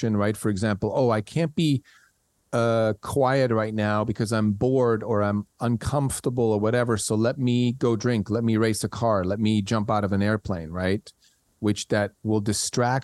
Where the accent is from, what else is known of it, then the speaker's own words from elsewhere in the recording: Switzerland; English is a second language; moved away as an adult; I grew up in Switzerland. And when I left at the age of 20